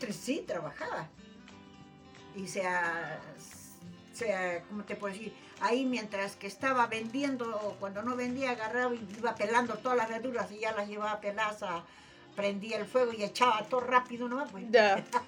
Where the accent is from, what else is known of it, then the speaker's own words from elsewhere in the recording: Tacna, Peru; nacida en la calle Deustoa, vecina de la Plaza de Armas